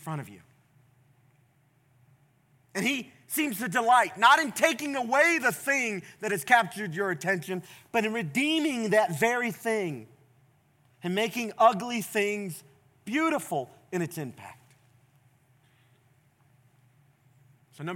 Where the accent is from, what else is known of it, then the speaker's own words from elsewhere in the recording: the South, United States; I grew up in the South